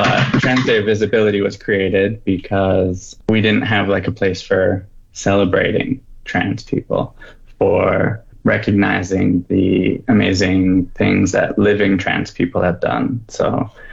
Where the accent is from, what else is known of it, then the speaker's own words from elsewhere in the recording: Southern Alberta, Canada; moved away as an adult; also born or lived in Calgary, Alberta; now in Fort McMurray, Canada; I was born in Calgary, grew up in Southern Alberta, been in Fort Mac for 9 years now, moved here after university